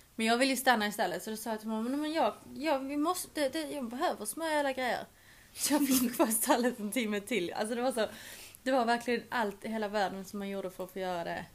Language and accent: Swedish; Sweden; moved away as an adult; now in England; Jag hade också bara bandat hemma i Sverige